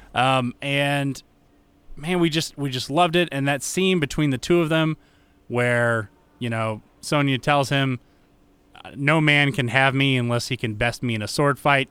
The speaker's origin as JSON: {"language": "English", "country": "United States", "said": "being an American"}